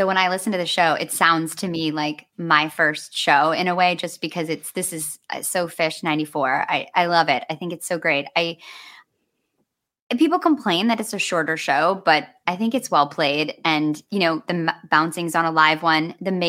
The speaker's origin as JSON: {"language": "English", "town": "Grand Rapids", "region": "Michigan", "country": "United States", "tie": "born or raised there", "said": "my hometown in Michigan, in Grand Rapids, Michigan, which is like very homogenous place"}